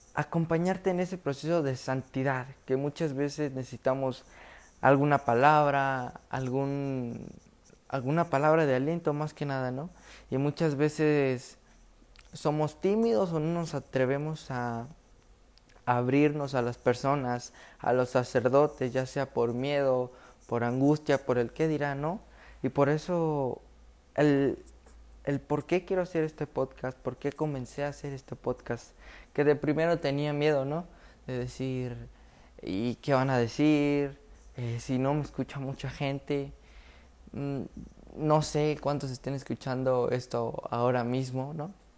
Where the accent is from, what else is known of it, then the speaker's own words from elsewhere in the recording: Villa Hidalgo, Jalisco, Mexico; yo en mi comunidad soy de Jalisco, Villa Hidalgo, Villa Hidalgo, Jalisco, en mi comunidad